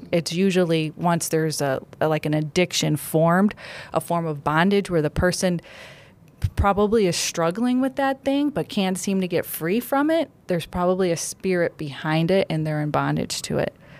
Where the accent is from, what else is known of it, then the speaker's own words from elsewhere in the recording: Cleveland, Ohio, United States; I'm, I'm born and, born and raised Cleveland native